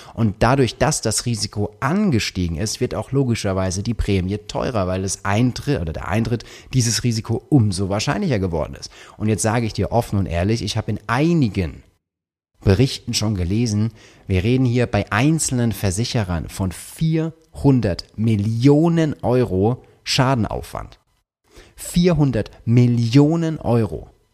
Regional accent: Karlsruhe, Baden-Württemberg, Germany; ich komme aus Karlsruhe

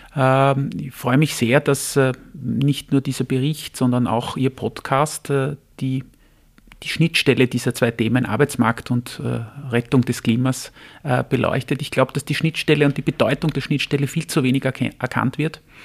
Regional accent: Vienna, Austria; ich bin ein Wiener, Familienvater, 49 Jahre alt

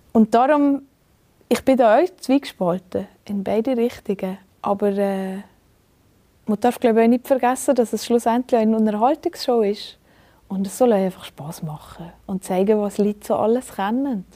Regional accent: Valais, Switzerland; im Wallis. Mhm. Das ist mhm. einfach meine Heimat und das ist einfach wahnsinnig schön, seien wir ehrlich. Ähm, da habe ich einfach Glück, dass ich hier geboren bin

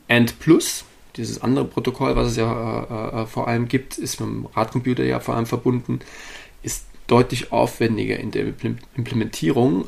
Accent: Saarland, Germany; also born or lived in Darmstadt; now in Hannover, Germany; bin an sich gebürtiger Saarländer, äh, bin aber über äh, einige Jahre in Darmstadt, schlussendlich in Hannover gelandet

